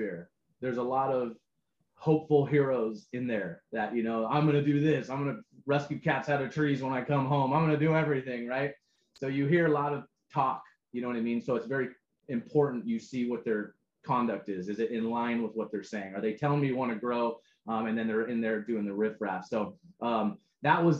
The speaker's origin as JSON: {"language": "English", "town": "San Diego", "region": "California", "country": "United States", "said": "I was from San Diego."}